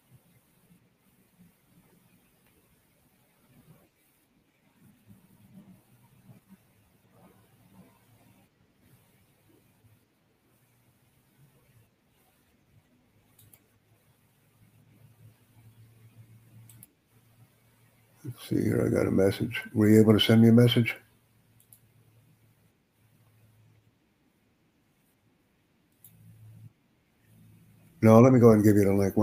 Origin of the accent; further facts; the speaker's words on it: United States; I'm up from the United States. USA.